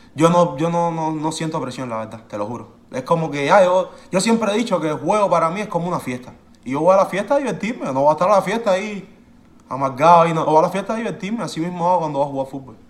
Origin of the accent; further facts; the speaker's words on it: Cuba; moved away; yo soy de Cuba